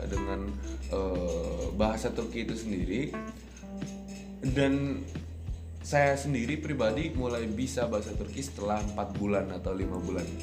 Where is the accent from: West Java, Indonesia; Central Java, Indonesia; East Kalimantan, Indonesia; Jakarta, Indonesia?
West Java, Indonesia; Bandung; karena di Bandung sendiri kan uh, di kota saya sendiri kan ada yang namanya apa ya? Uh, culture untuk berbicara lebih halus.